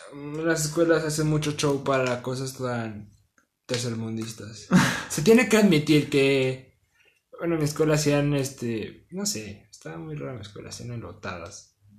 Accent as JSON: {"language": "Spanish", "country": "Mexico", "said": "Somos mexicanos"}